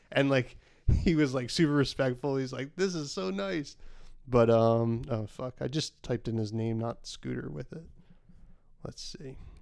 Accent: the Hamptons, New York, United States; we're from the Hamptons

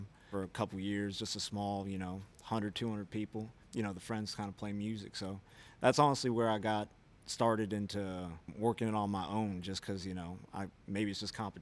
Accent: Villa Hills, Kentucky, United States; also born or lived in Kansas City; I grew up in Villa Hills, which is named after the Villa Madonna Academy up there.

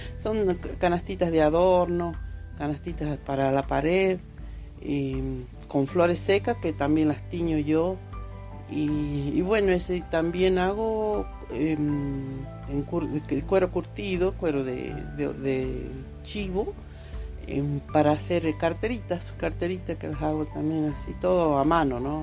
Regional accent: Aconquija, Catamarca, Argentina; Soy de Aconquija, nacida y bueno, criada acá

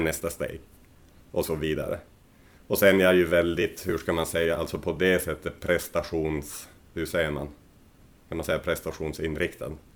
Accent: Rovaniemi, Lapland, Finland; moved away as an adult; also born or lived in Helsinki / Pori / Skellefteå / Oulu; now in Sweden; jag är ju född i Rovaniemi i norra Finland. Och sen eh, där bodde jag ju tills jag vart 18.

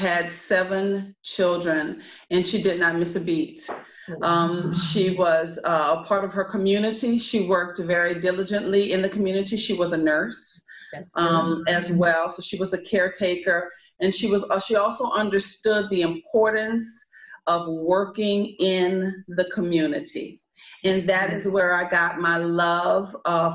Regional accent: New Orleans, Louisiana, United States; moved away as an adult; also born or lived in Los Angeles, California; I come to you from New Orleans, Louisiana. I have not lived home since I was 18 years old.

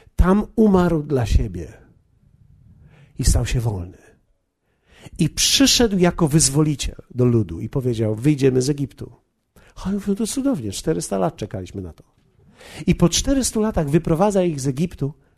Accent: Poland; ja z Polski jestem przecież

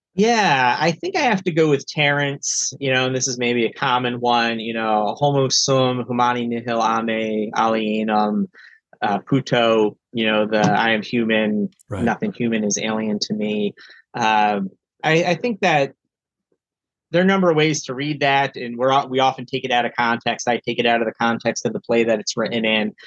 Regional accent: northeastern Pennsylvania, United States; now in Cincinnati, United States; I grew up in northeastern Pennsylvania, uh, an area of Pennsylvania that's part of Appalachia

